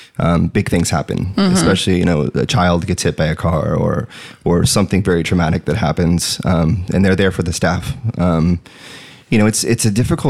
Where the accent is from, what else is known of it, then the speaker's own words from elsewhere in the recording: San Bernardino, California, United States; also born or lived in Kansas / Atlanta, Georgia / Irvine, California; Born and raised in San Bernardino.